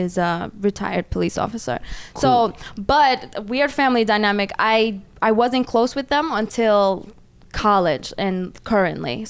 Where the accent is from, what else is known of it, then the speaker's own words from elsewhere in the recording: New York City, New York, United States; also born or lived in Orange County, New York; I grew up in Brooklyn, New York.